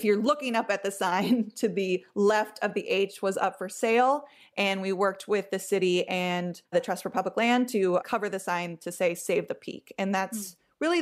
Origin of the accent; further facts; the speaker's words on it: Los Angeles, California, United States; I grew up in Los Angeles